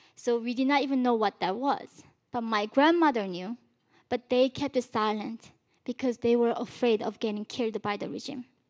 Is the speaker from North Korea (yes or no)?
yes; North Korea; now in United States; When I was born in North Korea, we did not even have the word for love or freedom